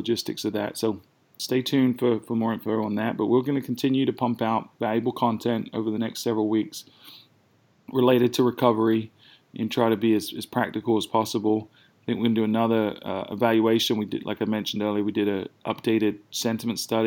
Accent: United Kingdom; now in South Carolina, United States; they're both fellow Brits, so I'm sure they were mocking my accent

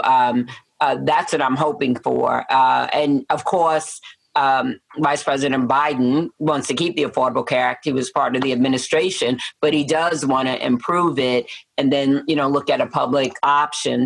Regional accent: New York City, New York, United States; moved away as an adult; also born or lived in Peoria, Illinois / southern New Jersey; now in Matteson, United States; I was born and raised in Manhattan

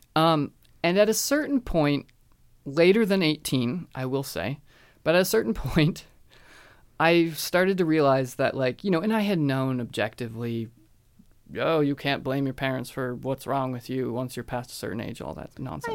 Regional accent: United States; me as an American, I was definitely socialized that way

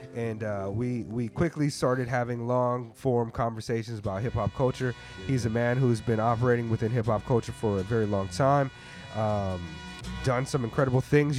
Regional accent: United States; growing up in the United States

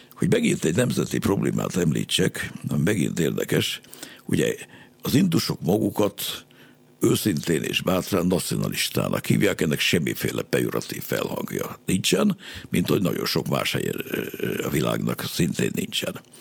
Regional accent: Hungary; modern emberként, magyarként

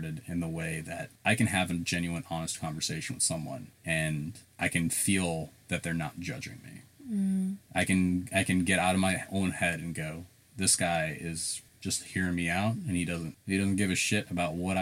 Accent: South Carolina, United States; accent: southern; also born or lived in Chicago, Illinois; I'm Indian, and I'm in Chicago, bunch of Indian people that I hung out with. That was my that was my crew. I moved to South Carolina

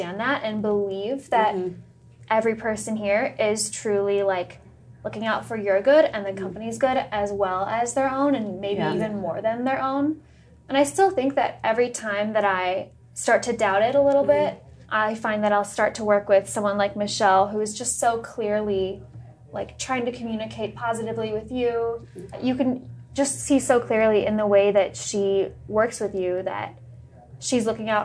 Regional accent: Ann Arbor, Michigan, United States; born and raised in Ann Arbor.

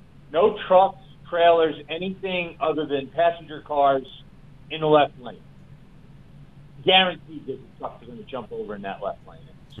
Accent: New York City, New York, United States; I grew up in New York City

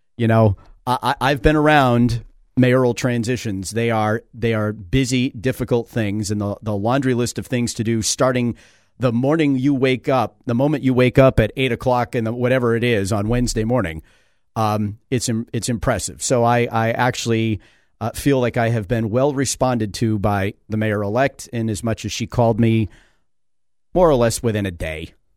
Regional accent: Manchester, New Hampshire, United States; I became fascinated with my hometown

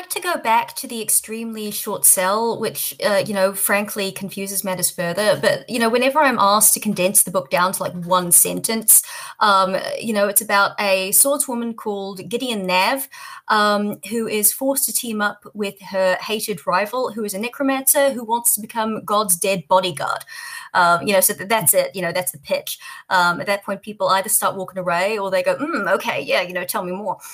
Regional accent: Auckland, New Zealand; born or raised there; also born or lived in Australia

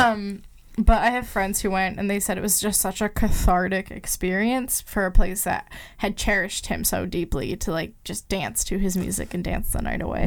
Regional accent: Minnesota, United States; Being from Minnesota and like being involved in the music scene

